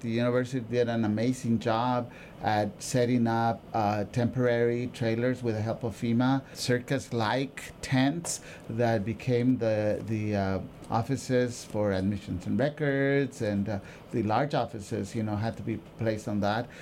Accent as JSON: {"language": "English", "town": "Oxnard", "region": "California", "country": "United States", "also_born_or_lived": "Mexico", "said": "I was from that community, I got the job."}